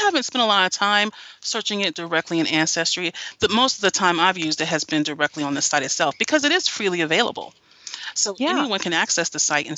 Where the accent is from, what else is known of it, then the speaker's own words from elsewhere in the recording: Greensboro, North Carolina, United States; I'm from North Carolina. My family's from North Carolina, and I grew up in Greensboro.